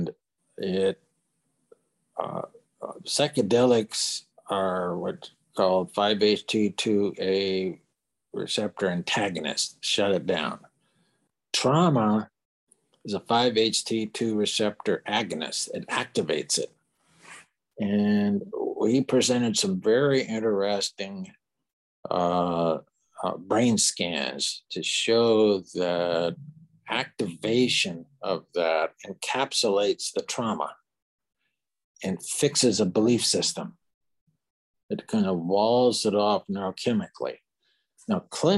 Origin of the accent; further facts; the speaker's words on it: Bakersfield, California, United States; I was born and raised in Bakersfield